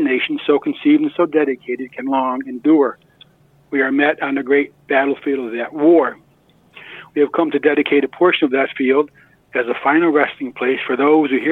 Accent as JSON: {"language": "English", "town": "Colonie", "region": "New York", "country": "United States", "tie": "born or raised there", "also_born_or_lived": "Syracuse, New York / Schoharie County, New York", "moved": "as an adult", "said": "when I was 8 years old, we moved to Colony, and I grew up really in Colony in the suburbs"}